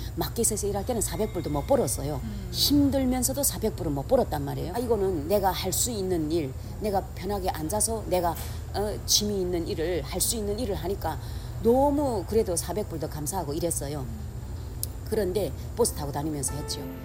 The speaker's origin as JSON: {"language": "Korean", "country": "North Korea", "moved": "as an adult", "lives_now": "Los Angeles, United States", "said": "우리 그 우리 북쪽에는 날씨가 추워서 딸기란 건 구경도 못했어요"}